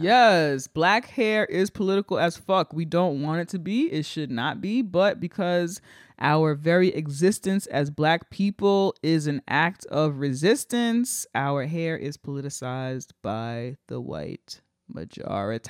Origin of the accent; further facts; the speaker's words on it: United States; I'm an American